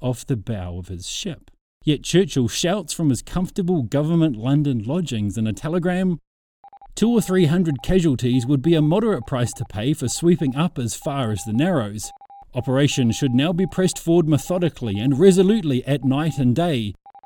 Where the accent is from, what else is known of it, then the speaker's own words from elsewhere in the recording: New Zealand; Growing up on the Anzac legend in New Zealand